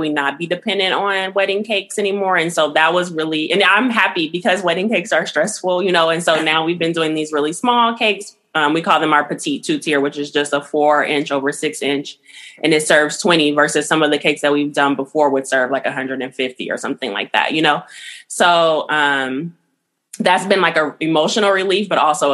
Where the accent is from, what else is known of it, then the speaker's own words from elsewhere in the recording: Los Angeles, California, United States; moved away as an adult; now in Oakland, United States; I'm from Los Angeles, like I said, and I came here to go to school at SF State